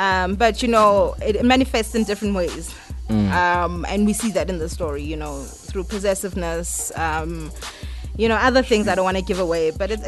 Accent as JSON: {"language": "English", "town": "QwaQwa", "region": "Free State", "country": "South Africa", "also_born_or_lived": "Johannesburg", "moved": "yes", "said": "like myself, I am from Kwakwa. You know, and that is where It's in the Free States."}